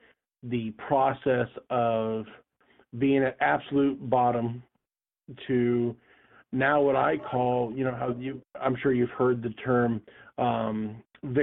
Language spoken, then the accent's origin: English; Anchorage, Alaska, United States; I grew up in Anchorage, Alaska